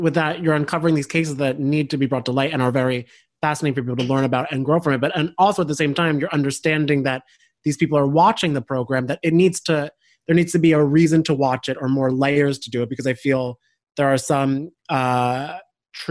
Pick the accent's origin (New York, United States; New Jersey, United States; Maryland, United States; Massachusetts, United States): New Jersey, United States; I'm from New Jersey